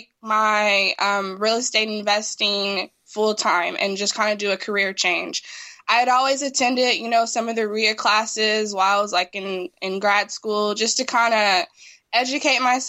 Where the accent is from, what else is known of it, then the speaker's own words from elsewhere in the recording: Los Angeles, California, United States; I grew up in South